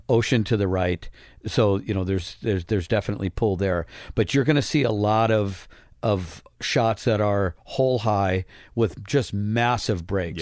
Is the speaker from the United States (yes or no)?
yes; Midwest, United States; growing up in the Midwest